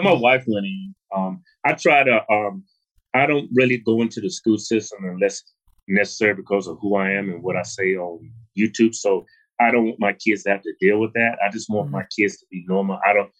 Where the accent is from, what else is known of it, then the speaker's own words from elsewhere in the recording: Martinsville, Virginia, United States; I'm not from Long Beach. I'm from Martinsville, Virginia.